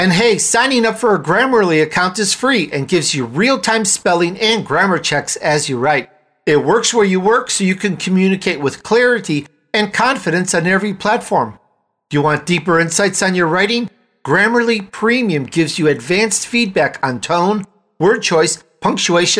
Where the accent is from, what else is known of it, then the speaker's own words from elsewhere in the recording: Chicago, Illinois, United States; It's in my speech from growing up in Chicago